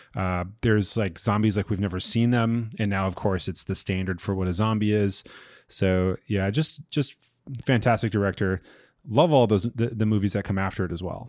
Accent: Long Island, New York, United States; I'm from Long Island

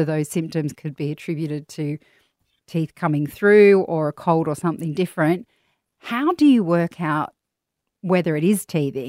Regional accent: Australia; as an Aussie, we all grew up with Bonjela.

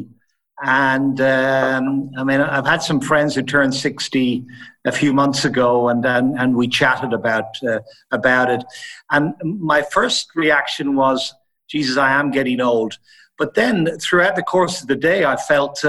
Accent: Ireland; moved away as an adult; also born or lived in Italy / Switzerland / Sweden / Netherlands; now in Frankfurt, Germany; I was born and raised in Ireland. And then I left Ireland in my early 20s

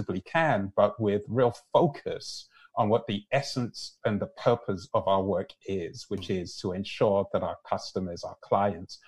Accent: London, United Kingdom; now in Canada; My parents are Nigerian. I was born and raised in London, and here I am living in Canada.

